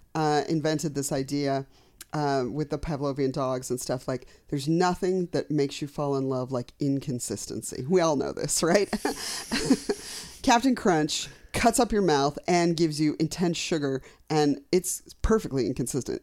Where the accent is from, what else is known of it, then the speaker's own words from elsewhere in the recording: Colorado, United States; I'm from Colorado.